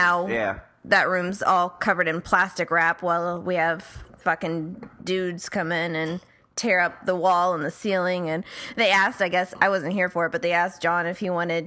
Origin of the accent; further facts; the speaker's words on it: Marietta, Ohio, United States; now in Los Angeles, United States; we grew up in Marietta, Ohio, which is right on the Muskingum and Ohio Rivers